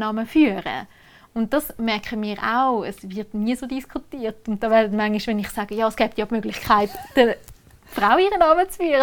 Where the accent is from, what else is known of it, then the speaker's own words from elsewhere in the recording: Oberägeri, Zug, Switzerland; bei uns in Oberägeri